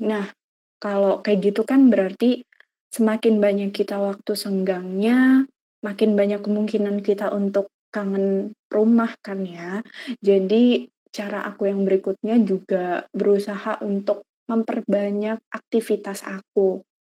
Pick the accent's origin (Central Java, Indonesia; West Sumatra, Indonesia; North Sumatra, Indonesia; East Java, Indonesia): Central Java, Indonesia; Purbalingga; moved away as an adult; now in Semarang, Indonesia; asal aku dari Purbalingga